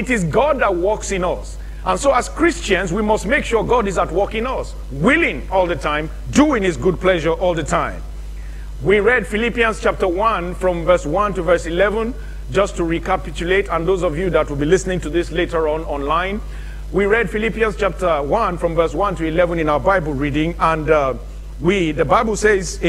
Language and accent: English; Nigeria; moved away; In my home country in the 70s